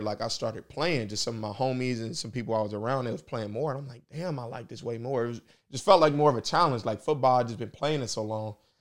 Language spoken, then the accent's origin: English; Indianapolis, Indiana, United States; I'm from here. I'm from Nap. This is my city. This is where I'm from. Um, I grew up on the west side, went to Ben Davis